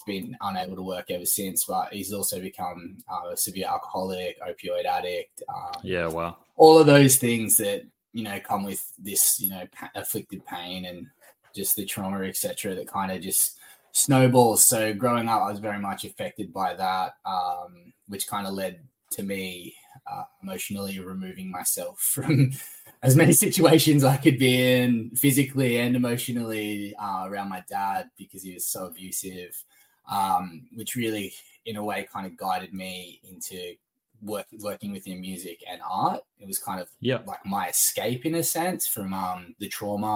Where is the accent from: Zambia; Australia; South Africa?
Australia; Sunshine Coast, Queensland; moved away as an adult; also born or lived in Brisbane / Dalby; now in Melbourne, Australia; I was born in Brisbane, lived in Dolby for a little while, and then spent from the age of 4 till about 16, on the Sunshine Coast.